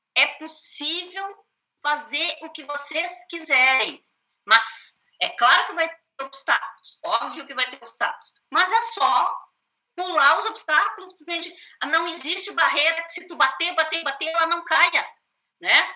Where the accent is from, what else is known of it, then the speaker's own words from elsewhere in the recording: Santa Maria, Rio Grande do Sul, Brazil; moved away; also born or lived in São Paulo; Eu sou do interior de Santa Maria, né? Sou da cidade do interior do Rio Grande do Sul, no sul do Brasil, né? Sou santamariense mesmo